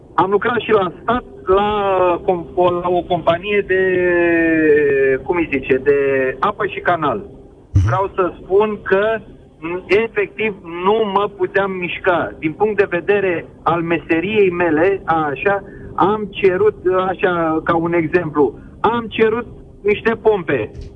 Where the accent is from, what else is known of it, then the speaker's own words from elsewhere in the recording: Fetești, Ialomița County, Romania; sunt din Fetești, lomita